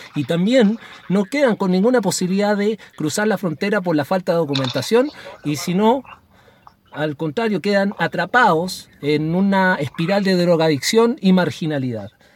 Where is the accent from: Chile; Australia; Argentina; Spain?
Chile; yo como chileno